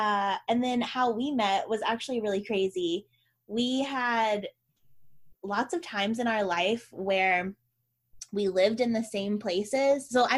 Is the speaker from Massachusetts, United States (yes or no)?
no; Northwest Arkansas, United States; moved away as an adult; also born or lived in Dallas, Texas; now in Austin, United States; I was born and raised in Arkansas, and I've been in Austin now for... I always get my dates mixed up, but like 14 years, like since 2006, since summer 2006.